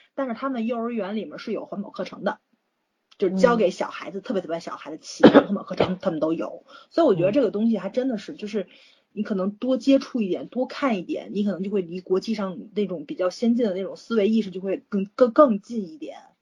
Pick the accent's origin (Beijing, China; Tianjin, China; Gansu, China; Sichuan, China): Tianjin, China; 我们天津这边